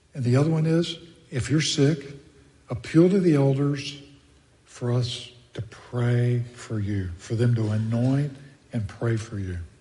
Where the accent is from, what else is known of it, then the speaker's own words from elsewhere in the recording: Texas, United States; moved away; I grew up in Texas